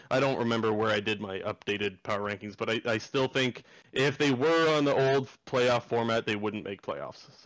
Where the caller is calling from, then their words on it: Sarnia, Ontario, Canada; I'm calling from Sarnia, Ontario.